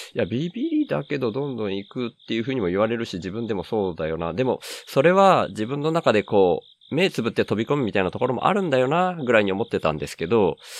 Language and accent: Japanese; Miyazaki, Japan; also born or lived in Kanto / Tokyo; 関東から離れるのが、その会社がほぼなくなるみたいな感じになったのがきっかけだったんですけど、地元の宮崎に帰ってきて